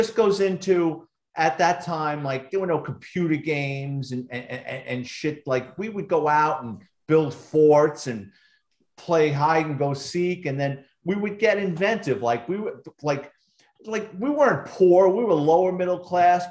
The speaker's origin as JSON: {"language": "English", "town": "New York City", "region": "New York", "country": "United States", "tie": "born or raised there", "said": "growing up in New York City in the Bronx"}